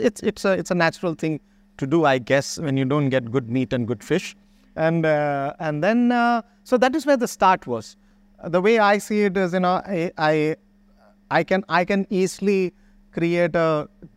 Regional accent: Mahe, Puducherry, India; Reference and the rice, you know, because I am from Mahe.

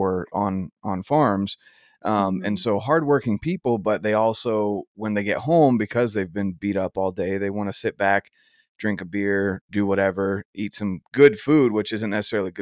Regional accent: North Carolina, United States; now in Utah, United States; I'm originally from North Carolina.

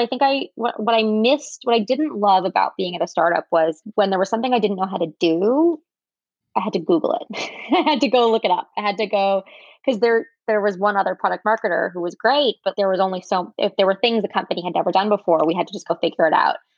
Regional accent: New York area, United States; also born or lived in San Francisco / Michigan; I grew up in the New York area, went to college here, was here until I went to business school

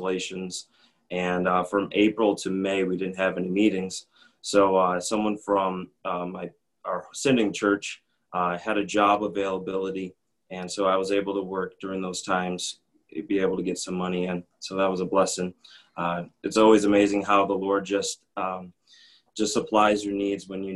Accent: Minnesota, United States; moved away as an adult; now in Panama; I grew up in Minnesota

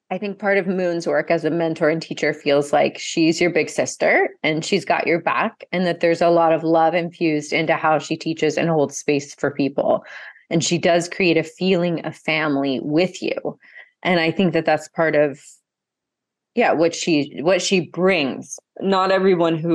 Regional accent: Brazil; So because I grew up half in Brazil, I had a context for what it means.

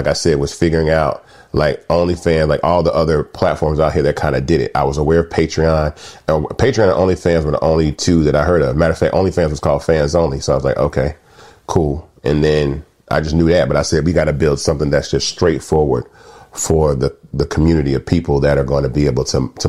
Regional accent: Atlanta, Georgia, United States; also born or lived in Memphis; So I was born in Memphis, left Memphis at an early age and moved to Atlanta.

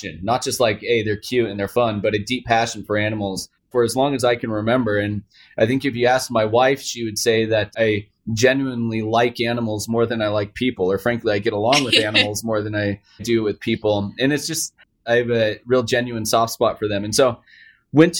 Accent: Seattle, Washington, United States; also born or lived in Palo Alto, California; I was raised in the Seattle area around tech my entire life.

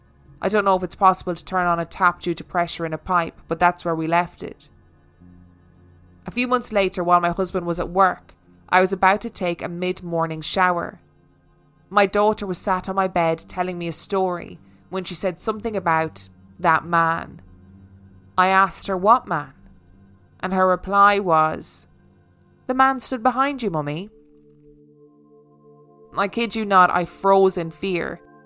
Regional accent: North West England, United Kingdom; My husband Mark and I bought our first house in 2011 in my hometown in Lancashire, England.

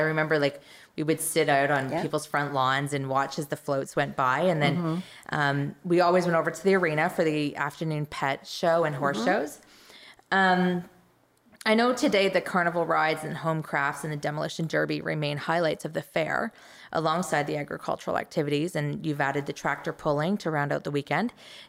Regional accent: Clinton, Ontario, Canada; I grew up in Clinton

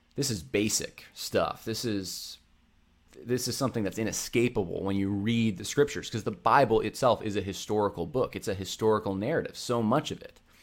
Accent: Northeast, United States; I grew up in the Northeast

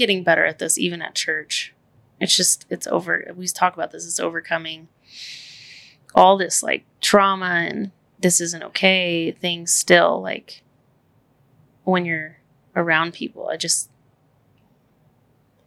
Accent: Amarillo, Texas, United States; now in Austin, United States; We're from Amarillo, which is the Bible Belt.

